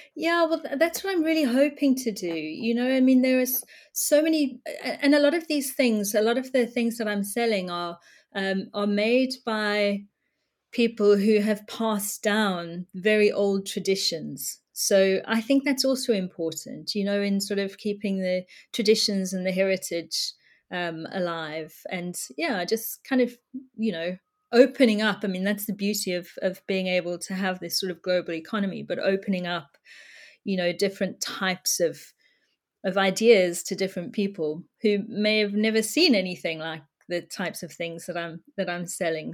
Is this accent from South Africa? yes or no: yes; South Africa; now in United Kingdom; I was brought up in South Africa